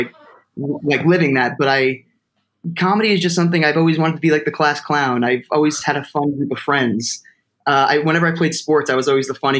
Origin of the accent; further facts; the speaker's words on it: Toms River, New Jersey, United States; my hometown like a place to do theater called Exit 82 Theater Company, because I'm from Tom's River and that's Exit 82.